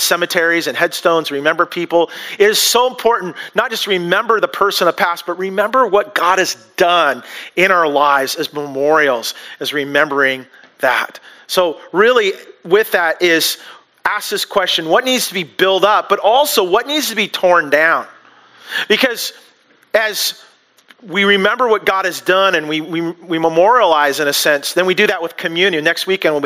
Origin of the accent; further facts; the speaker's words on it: United States; we as American culture